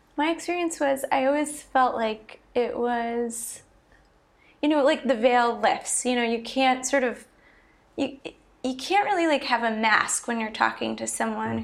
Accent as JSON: {"language": "English", "area": "Long Island", "region": "New York", "country": "United States", "tie": "born or raised there", "also_born_or_lived": "Philadelphia, Pennsylvania", "moved": "as an adult", "said": "I grew up on Long Island, New York, and then I went to college at the University of Pennsylvania in Philadelphia"}